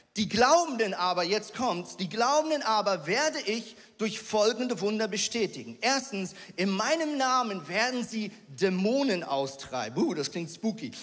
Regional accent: Switzerland; ich als Schweizer

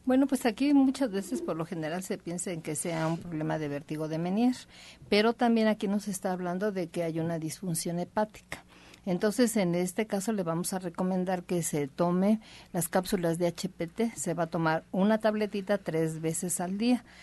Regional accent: Mexico; somos solo los mexicanos

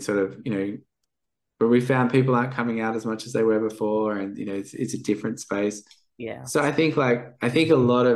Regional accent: Perth, Western Australia, Australia; I'm from Perth

